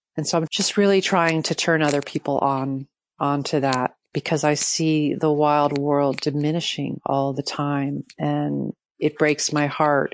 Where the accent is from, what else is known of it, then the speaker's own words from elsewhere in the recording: New York City, New York, United States; I grew up in Manhattan.